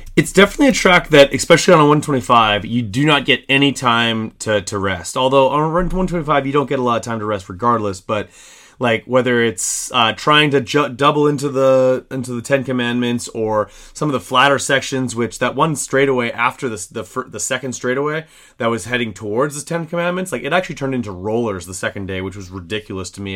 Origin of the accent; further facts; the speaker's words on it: Canada; me as a Canadian